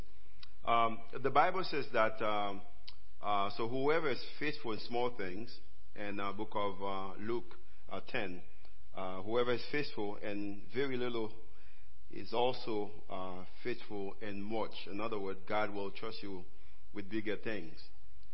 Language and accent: English; Haiti; accent: Haitian; I live in Haiti. I'm a Haitian. My accent can tell you that.